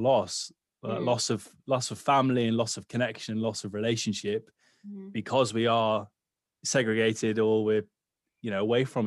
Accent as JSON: {"language": "English", "town": "Newcastle upon Tyne", "region": "North East England", "country": "United Kingdom", "moved": "yes", "lives_now": "London, United Kingdom", "said": "I'm originally from Newcastle, but now I live down to the west of London."}